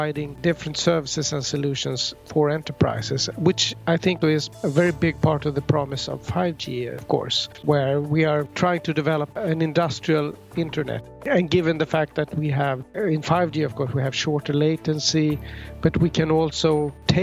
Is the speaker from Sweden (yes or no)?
yes; Stockholm, Stockholm County, Sweden; I'm from Stockholm, Sweden, born here